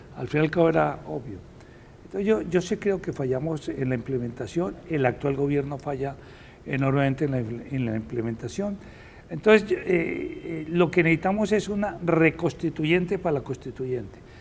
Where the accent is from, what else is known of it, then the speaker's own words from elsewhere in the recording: Bogotá, Colombia; Yo soy bogotano